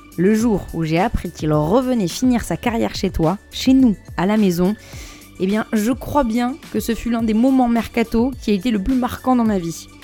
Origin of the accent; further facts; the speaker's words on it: Bordeaux, Nouvelle-Aquitaine, France; now in Paris, France; chez moi à Bordeaux